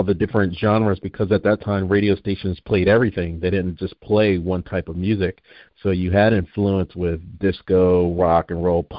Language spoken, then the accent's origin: English; New Jersey, United States; I'm originally from New Jersey